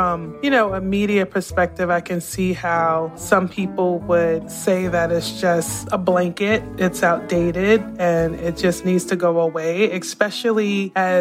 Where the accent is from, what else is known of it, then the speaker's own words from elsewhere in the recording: New York City, New York, United States; moved away; also born or lived in Savannah, Georgia / Austin, Texas; I grew up in New York City